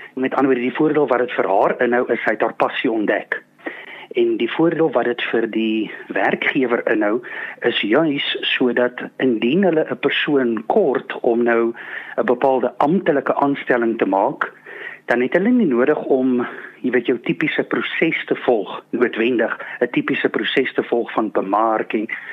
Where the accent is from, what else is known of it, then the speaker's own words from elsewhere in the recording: South Africa; ek as Suid-Afrikaner